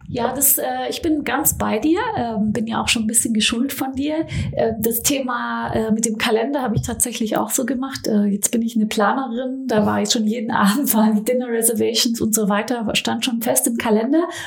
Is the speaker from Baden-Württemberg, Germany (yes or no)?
yes; Stuttgart area, Baden-Württemberg, Germany; also born or lived in Frankfurt; now in Berlin, Germany; Ich komme ja so aus dem Stuttgarter Raum, dann habe ich im Frankfurter Raum gelebt oder in Frankfurt, jetzt in Berlin